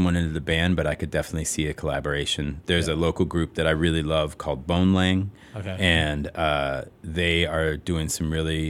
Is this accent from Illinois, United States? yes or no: yes; Chicago, Illinois, United States; I grew up at Clark and Diversey.